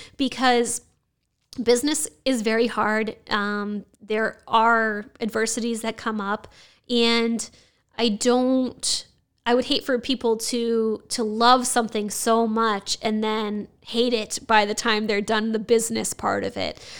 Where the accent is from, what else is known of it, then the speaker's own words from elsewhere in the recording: Nashua, New Hampshire, United States; I was born and raised in Nashua